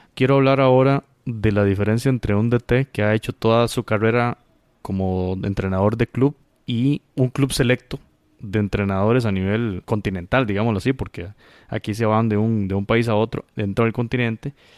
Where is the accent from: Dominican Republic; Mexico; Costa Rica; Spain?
Costa Rica; como costarricense